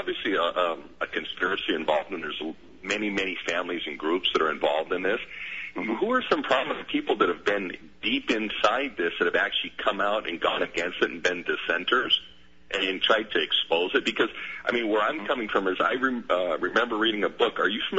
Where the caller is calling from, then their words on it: Hawaii, United States; I'm calling from Hawaii.